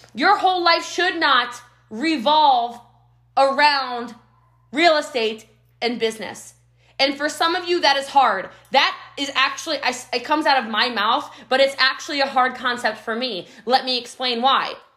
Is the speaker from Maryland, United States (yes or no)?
yes; Frederick County, Maryland, United States; moved away as an adult; also born or lived in Rockville, Maryland; now in Frisco, Texas, United States; I'm from Maryland originally, Frederick County, Maryland